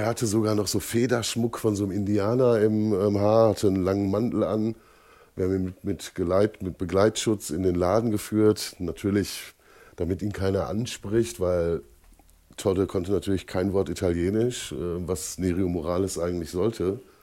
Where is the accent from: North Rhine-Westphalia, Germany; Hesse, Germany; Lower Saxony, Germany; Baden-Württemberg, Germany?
North Rhine-Westphalia, Germany; Holzwickede; Ich komme aus Holzwickede, das liegt zwischen Dortmund und Unna